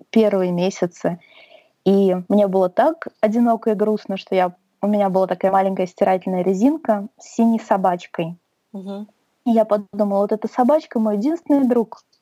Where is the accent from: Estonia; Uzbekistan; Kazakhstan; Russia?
Russia; Saint Petersburg; now in Sweden; Я переехала в 2010 году. Наверное, стоит сказать, что я из Петербурга.